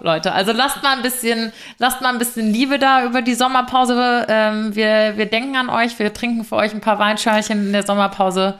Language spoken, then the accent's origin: German; Frankfurt area, Hesse, Germany; moved away as an adult; also born or lived in Giessen; now in Munich, Germany; in Frankfurt, aus der Ecke, wo ich herkomme